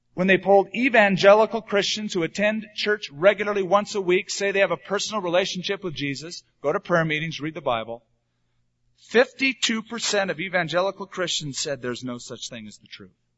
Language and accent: English; United States